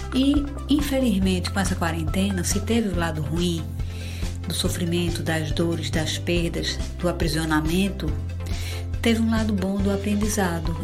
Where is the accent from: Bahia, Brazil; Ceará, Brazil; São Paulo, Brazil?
Ceará, Brazil; Fortaleza; eu sou de Fortaleza